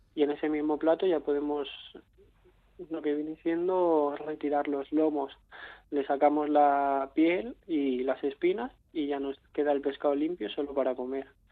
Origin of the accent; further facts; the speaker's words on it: Catalonia, Spain; yo vengo de Cataluña